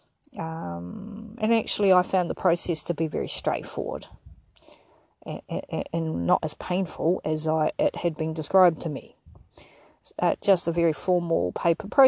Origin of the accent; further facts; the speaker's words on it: Porirua, Wellington, New Zealand; moved away as an adult; now in Ipswich, Australia; I am an Indigenous Māori New Zealander.